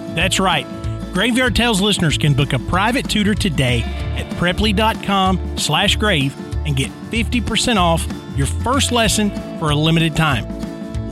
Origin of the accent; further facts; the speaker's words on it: Nashville, Tennessee, United States; my hometown, Nashville, Tennessee